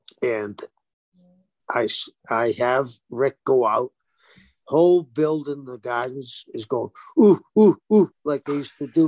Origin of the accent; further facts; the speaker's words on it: Cambridge, Massachusetts, United States; also born or lived in South Boston; my family was originally from South Boston. As a child, we moved across the river to Cambridge. My dad was a Boston cop.